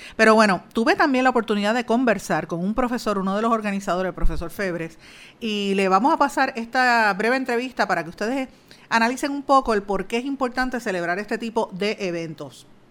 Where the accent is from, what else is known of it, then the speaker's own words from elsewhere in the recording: Puerto Rico; ya somos ciudadanos americanos, pero es una ciudadanía de segunda categoría porque no podemos aquí votar por el presidente